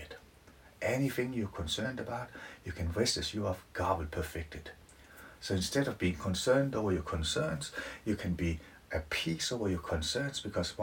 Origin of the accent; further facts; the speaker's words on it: Denmark; now in Leeds, United Kingdom; I'm from Denmark, living in Leeds